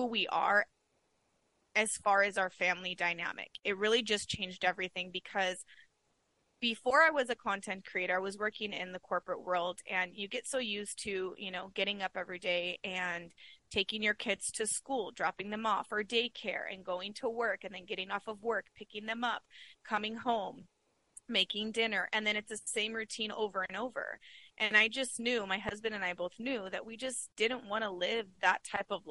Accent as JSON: {"language": "English", "region": "California", "country": "United States", "tie": "born or raised there", "moved": "as an adult", "lives_now": "Arizona, United States", "said": "we were born and raised in California"}